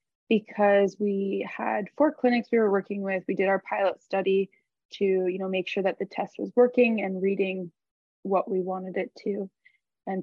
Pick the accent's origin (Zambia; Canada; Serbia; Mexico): Canada; we're Canadian